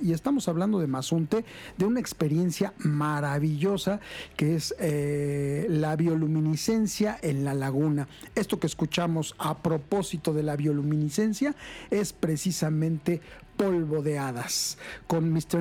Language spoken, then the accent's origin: Spanish; Mexico City, Mexico; soy chilango y urbano